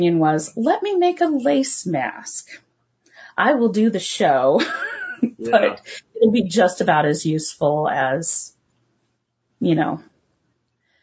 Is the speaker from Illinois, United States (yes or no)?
no; Portland, Oregon, United States; moved away as an adult; now in Fairbanks, United States; I grew up in Portland. I loved my hometown